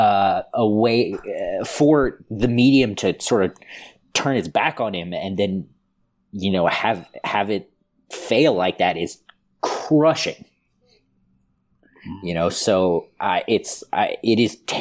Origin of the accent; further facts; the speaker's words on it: United States; now in Europe; I'm an American.